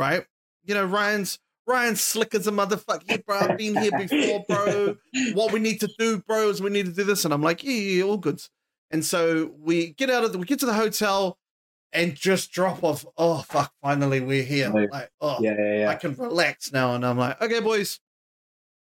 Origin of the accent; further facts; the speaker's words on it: New Zealand; we're from New Zealand